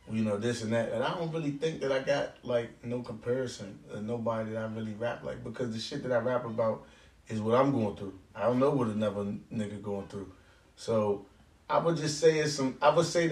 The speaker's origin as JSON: {"language": "English", "town": "Oxon Hill", "region": "Maryland", "country": "United States", "tie": "born or raised there", "said": "I grew up in Oxon Hill"}